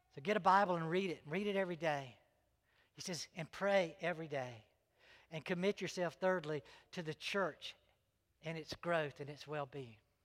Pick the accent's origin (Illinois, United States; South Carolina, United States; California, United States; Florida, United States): South Carolina, United States; Greenville; also born or lived in North Augusta, South Carolina; my parents moved to Greenville, and Greenville was where I was raised